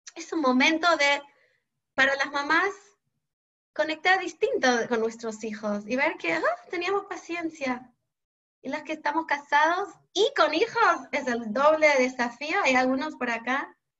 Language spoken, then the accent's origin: Spanish; Montreal, Quebec, Canada; Spanish is a second language; moved away as an adult; now in Argentina; yo soy canadiense, de Montreal